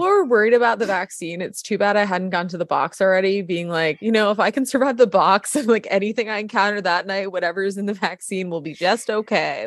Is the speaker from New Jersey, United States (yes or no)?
no; New York, United States; moved away as an adult; also born or lived in Colorado; now in Los Angeles, United States; my background, I'm from New York